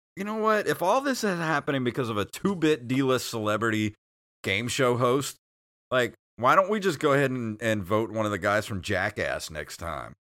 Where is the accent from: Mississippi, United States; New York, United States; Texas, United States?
Mississippi, United States; Mississippi Gulf Coast, United States; we're from Mississippi, if you don't know that, eh, but we live on the Gulf Coast